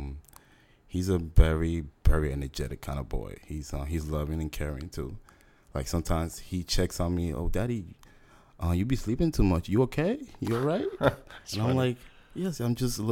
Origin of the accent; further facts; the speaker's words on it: New York City, New York, United States; moved away as an adult; also born or lived in Honduras; now in Houston, United States; So most of my life I spent in New York City